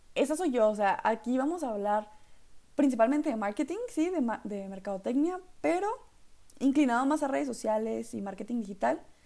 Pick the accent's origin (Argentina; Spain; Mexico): Mexico; northern Mexico; accent: norteño; mi acento norteño